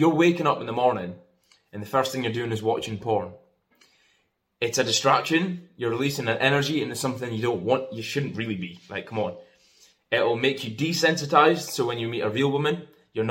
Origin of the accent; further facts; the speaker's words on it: Scotland, United Kingdom; I'm from Scotland.